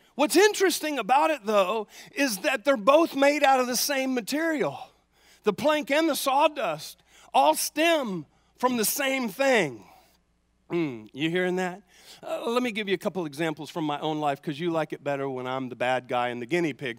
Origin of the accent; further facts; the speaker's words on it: the South, United States; I grew up in the South